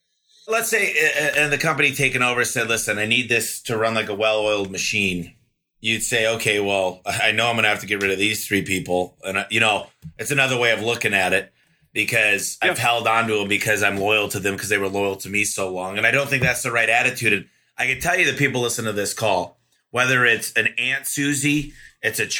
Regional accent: Michigan, United States; growing up in Michigan

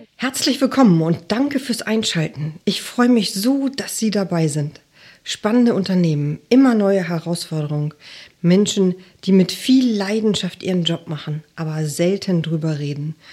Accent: Hamburg, Germany; Ich bin aus Hamburg

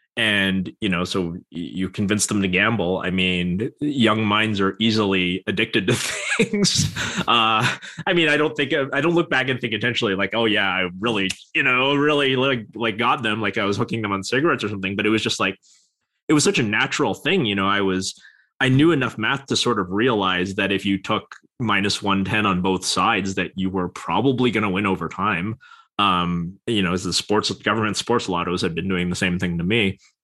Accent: Vancouver, British Columbia, Canada; in Vancouver, British Columbia, Canada

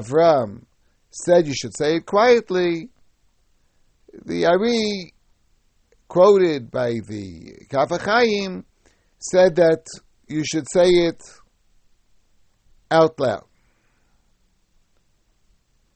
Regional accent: United States; when I was young, growing up in America

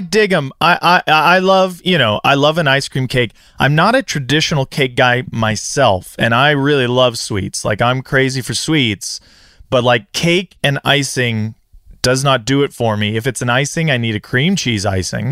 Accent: California, United States; I grew up here in California

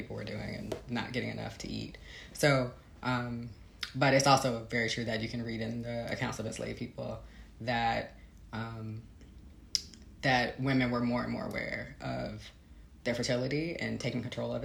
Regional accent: Chicago, Illinois, United States; moved away as an adult; also born or lived in Texas; I grew up in Chicago.

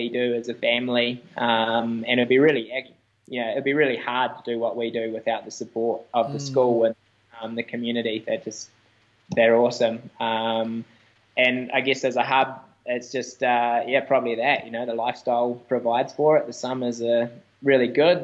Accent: Wanaka, Otago, New Zealand; In my hometown

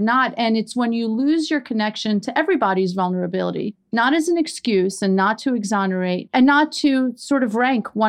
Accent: Iran; now in New York City, United States; We are immigrants from Iran.

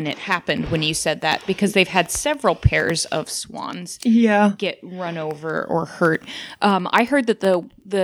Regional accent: Spokane, Washington, United States; 80s and 90s babies growing up in Spokane

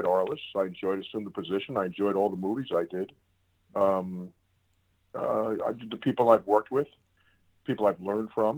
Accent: Millburn, New Jersey, United States; Paper Mill Playhouse in Millburn, New Jersey, which I grew up 5 minutes from.

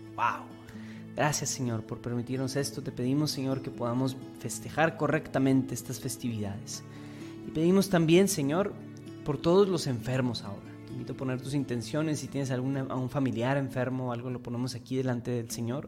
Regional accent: Mexico; como iglesia mexicana

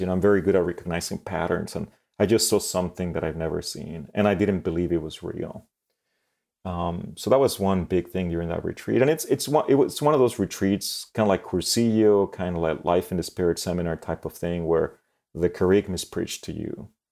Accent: Mexico City, Mexico; moved away; also born or lived in Monterrey, Mexico; So I grew up in Mexico City. Then I moved to Monterrey Mexico

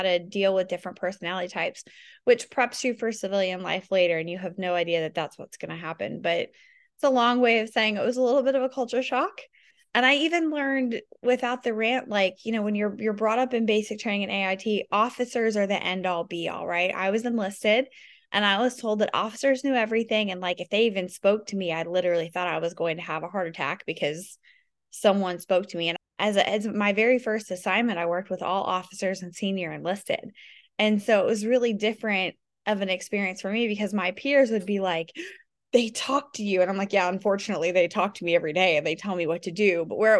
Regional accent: the South, United States; I was too chatty because I was from the South

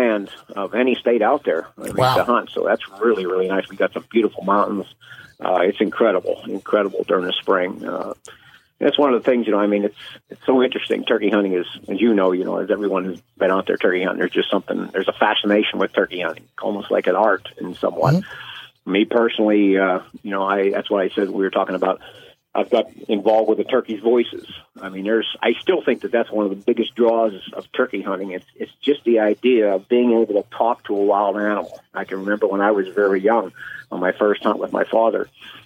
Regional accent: DuBois, Pennsylvania, United States; I'm from Dubois, Pennsylvania. That's a small town, probably around 7,000 population, about 90 miles north of Pittsburgh in the northwestern mountains areas. It's a nice little town. I grew up there hunting and fishing

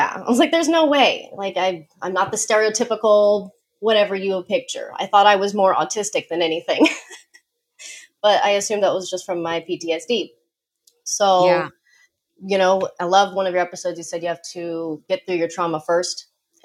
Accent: Colorado, United States; born or raised there

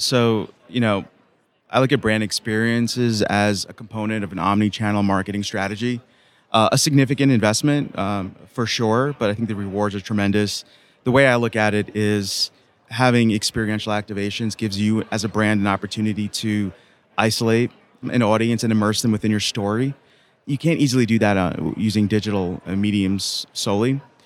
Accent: New York City, New York, United States; Son of two immigrant parents growing up in Queens, New York

